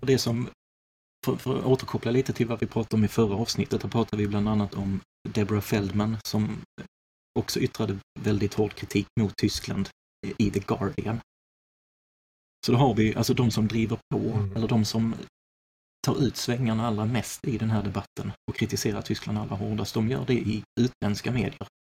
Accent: Sweden; som svensk

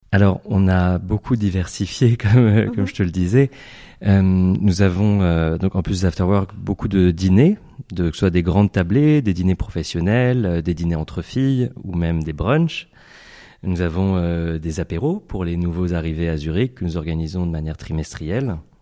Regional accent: Paris, Île-de-France, France; moved away as an adult; also born or lived in Seattle / New York; now in Switzerland; je suis né en France, à Paris. J'ai fait mes études de pharmacie à Châtenay-Malabry

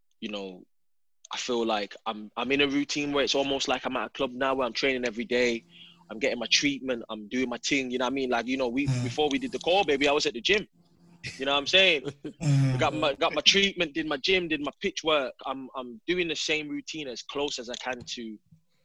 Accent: England, United Kingdom; moved away as an adult; also born or lived in Turkey; now in Los Angeles, United States; I'm an English guy

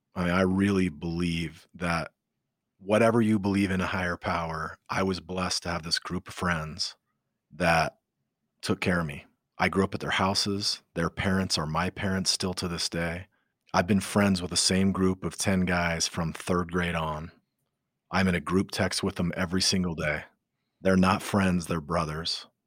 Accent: Utah, United States; I grew up in Utah

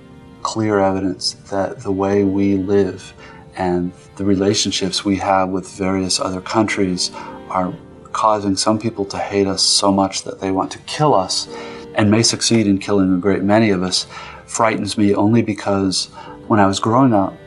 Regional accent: United States; I am, as an American

